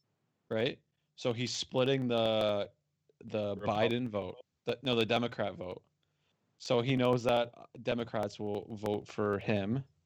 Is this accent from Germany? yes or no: no; Canada; we are Canadian